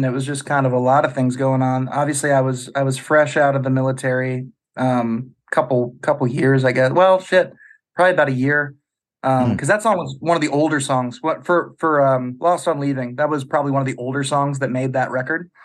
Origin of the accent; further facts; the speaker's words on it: Nebraska, United States; moved away as an adult; also born or lived in Lincoln, Nebraska / Minot, North Dakota; now in Norfolk, United States; I was born and raised in Nebraska